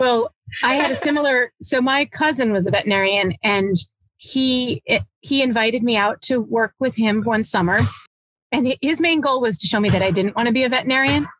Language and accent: English; southeastern U.S., United States; also born or lived in Long Island, New York; when I was young, we moved down to the south southeastern U.S. and lived in fairly rural places